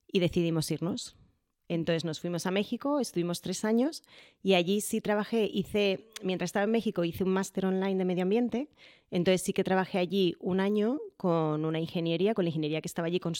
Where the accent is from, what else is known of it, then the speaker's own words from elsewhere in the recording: Madrid, Community of Madrid, Spain; also born or lived in Jerez; nos volvimos a mover a Madrid porque en realidad somos de Madrid y al final, bueno, pues nuestro destino final queríamos que fuera Madrid